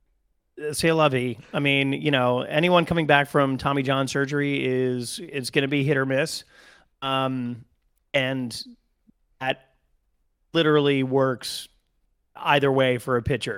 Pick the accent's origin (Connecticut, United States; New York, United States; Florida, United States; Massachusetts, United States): Connecticut, United States; I'm from Connecticut